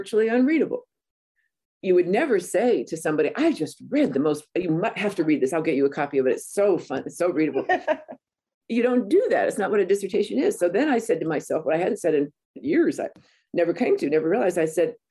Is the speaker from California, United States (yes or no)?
yes; Banning, California, United States; I am from Banning, California, right on the edge of the desert.